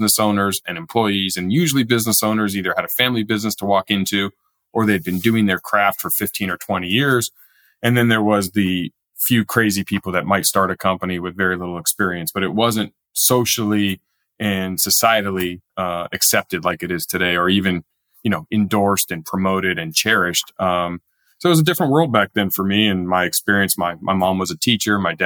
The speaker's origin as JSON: {"language": "English", "town": "San Diego", "region": "California", "country": "United States", "tie": "born or raised there", "said": "Born and raised in San Diego"}